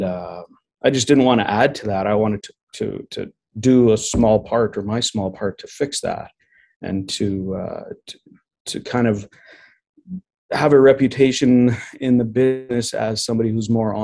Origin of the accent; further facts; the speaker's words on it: Manitoba, Canada; also born or lived in Mexico; we moved back and forth a few times when I was a young child until I was 9 is when we settled in Manitoba permanently